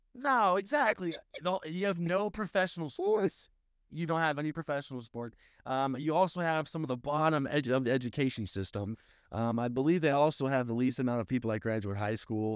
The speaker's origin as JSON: {"language": "English", "town": "St. Louis", "region": "Missouri", "country": "United States", "said": "I am from Saint Louis"}